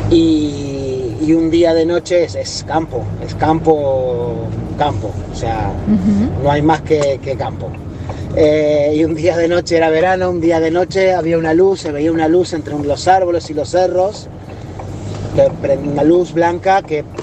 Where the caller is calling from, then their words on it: Barcelona, Catalonia, Spain; aquí de Barcelona